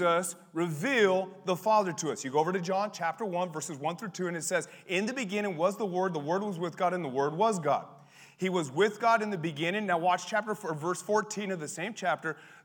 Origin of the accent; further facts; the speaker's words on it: Colorado, United States; growing up in Colorado